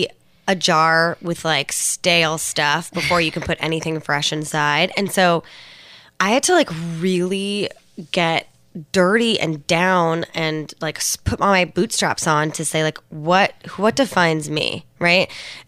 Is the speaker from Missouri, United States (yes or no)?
no; Alameda, California, United States; Props to Alameda, California. And they've never been there. It's a beautiful little island.